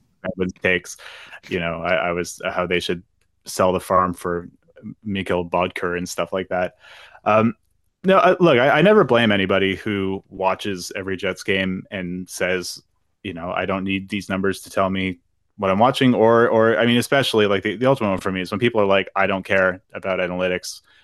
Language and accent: English; Halifax, Nova Scotia, Canada; the pride of Halifax, Nova Scotia, my hometown